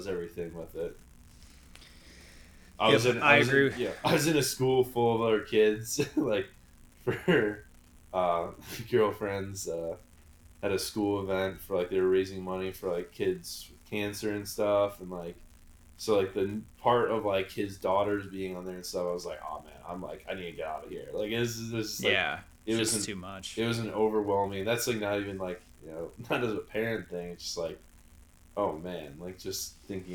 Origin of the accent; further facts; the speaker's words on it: Chicago, Illinois, United States; growing up in Chicago